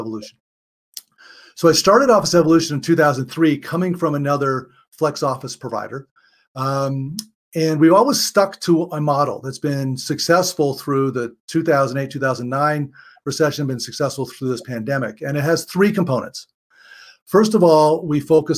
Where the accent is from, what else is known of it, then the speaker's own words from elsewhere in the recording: Honolulu, Hawaii, United States; I was born and raised in Honolulu, Hawaii, in a family business that was all about hospitality.